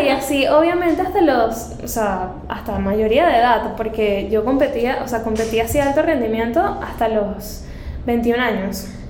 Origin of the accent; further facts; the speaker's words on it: Caracas, Capital District, Venezuela; moved away as an adult; now in Panama; yo soy de Venezuela, yo nací en Caracas